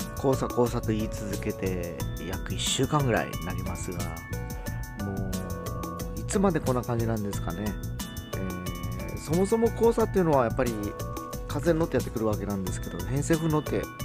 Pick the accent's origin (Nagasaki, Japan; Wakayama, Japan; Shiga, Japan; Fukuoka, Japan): Fukuoka, Japan; 地元福岡